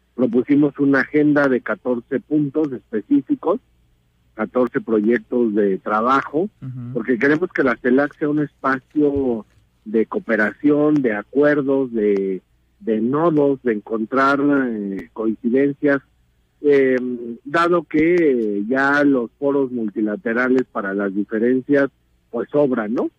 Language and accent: Spanish; Mexico